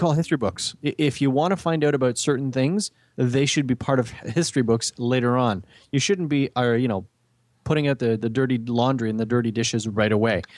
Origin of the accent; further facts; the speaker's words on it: Canada; we know as Canadian